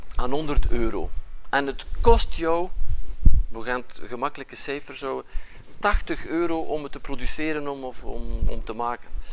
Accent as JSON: {"language": "Dutch", "town": "Ypres", "region": "Flanders", "country": "Belgium", "accent": "West Flemish", "moved": "yes", "lives_now": "Ghent, Belgium", "said": "je hoort dat misschien aan mijn accent, ik kom van, van, vanuit West-Vlaanderen, nu woon ik wel in Gent, maar ik kom van het, Dieperse. Eh, van het Ieperse."}